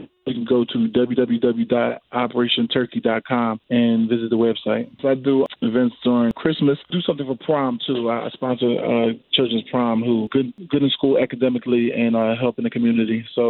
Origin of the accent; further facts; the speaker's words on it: New Jersey, United States; now in Miami, United States; I'm originally from Jersey, so I don't have a lot of family here